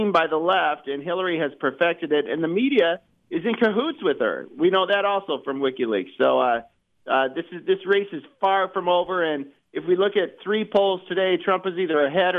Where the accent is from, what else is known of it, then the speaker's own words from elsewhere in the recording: Fort Dodge, Iowa, United States; moved away; I went up to Northwest Iowa, where I was raised this past weekend, and I was driving around in several towns up there. I grew up in Fort Dodge